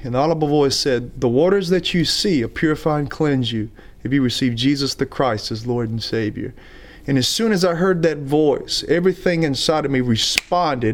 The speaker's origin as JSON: {"language": "English", "region": "Alabama", "country": "United States", "said": "we're from Alabama"}